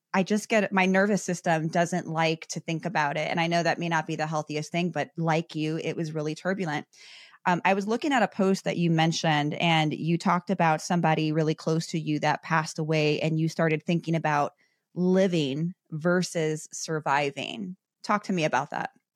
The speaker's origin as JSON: {"language": "English", "town": "Chicago", "region": "Illinois", "country": "United States", "tie": "born or raised there", "said": "I grew up in Chicago"}